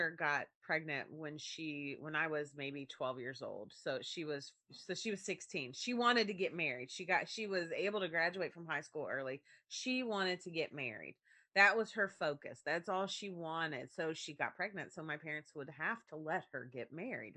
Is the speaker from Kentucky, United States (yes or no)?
yes; rural Kentucky, United States; there in my elementary, my sixth grade class, there were two pregnant girls. Okay. Rural Kentucky